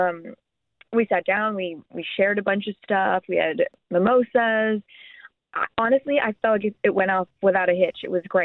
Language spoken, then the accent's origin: English; Austin, Texas, United States; we're both born and raised in Austin